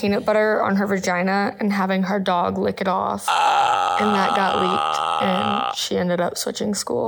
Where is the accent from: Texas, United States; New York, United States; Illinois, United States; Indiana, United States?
Indiana, United States; Indianapolis; I'm from Indianapolis